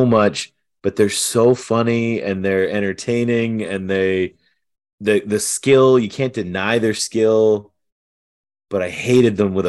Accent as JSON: {"language": "English", "town": "Toronto", "region": "Ontario", "country": "Canada", "tie": "born or raised there", "said": "I grew up in Toronto."}